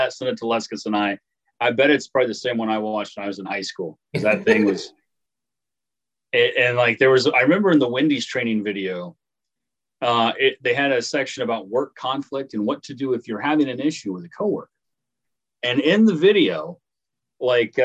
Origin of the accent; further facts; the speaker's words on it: Paris, Illinois, United States; Paris, Illinois, my hometown